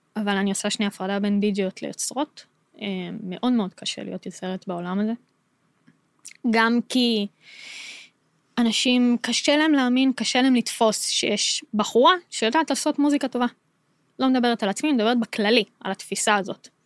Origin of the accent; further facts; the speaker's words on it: Modi'in, Central District, Israel; בתור ישראלית אני יכולה להגיד, וכשגדלתי, אז הרי גדלתי במודיעין